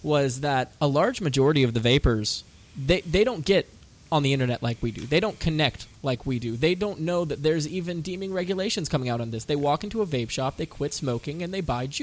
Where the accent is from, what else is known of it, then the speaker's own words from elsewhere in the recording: United States; my hometown, Forsyth County